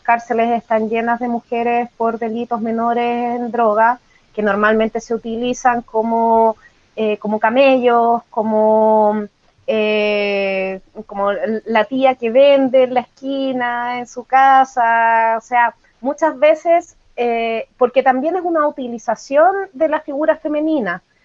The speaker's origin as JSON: {"language": "Spanish", "region": "Valparaíso", "country": "Chile", "said": "en mi caso que soy chilena"}